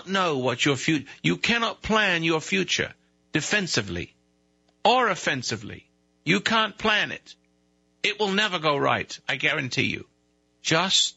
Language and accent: English; United Kingdom; now in United States; I'm British. I used to be anyway. I rebelled. I became American